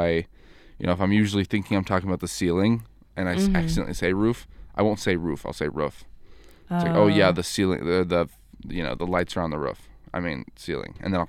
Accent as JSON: {"language": "English", "region": "California", "country": "United States", "moved": "yes", "said": "I'm from California"}